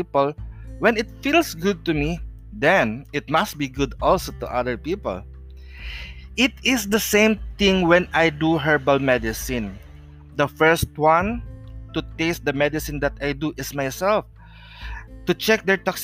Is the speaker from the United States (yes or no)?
no; Philippines; I am a Filipino traditional healer or Manghihilot